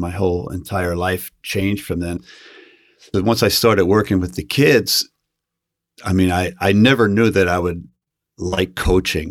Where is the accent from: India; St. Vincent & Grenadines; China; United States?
United States; Philadelphia, Pennsylvania; I grew up in Northeast Philadelphia in the Mayfair section of the city